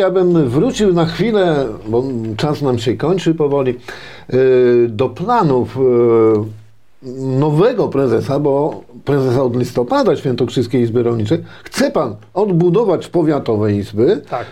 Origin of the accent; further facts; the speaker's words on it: Poland; Ja się urodziłem na wsi, mieszkałem na wsi, e, pracowałem na wsi, tej perelowskiej wsi